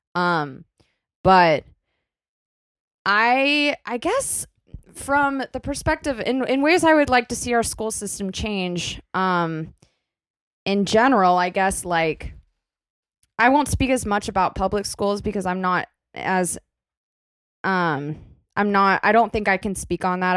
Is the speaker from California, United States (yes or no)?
no; Kentucky, United States; moved away as an adult; now in New York City, United States; where I, I came from in my hometown in Kentucky.